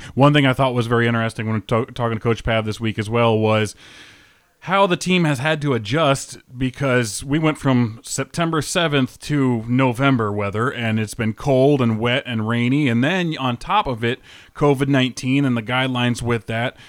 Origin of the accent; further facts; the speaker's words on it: North Iowa, United States; moved away; I'm from North Iowa originally.